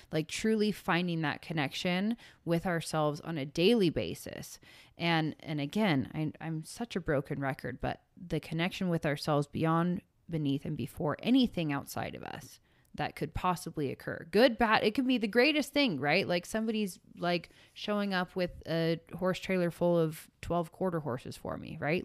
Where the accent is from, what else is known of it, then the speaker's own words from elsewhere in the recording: San Francisco Bay Area, California, United States; I grew up in San Francisco Bay in the rave era.